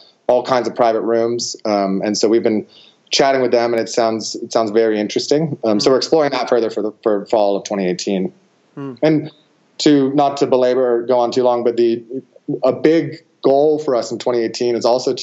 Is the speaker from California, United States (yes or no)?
yes; Truckee, California, United States; a course in my hometown, actually, of Truckee, California, which is just near Lake Tahoe, California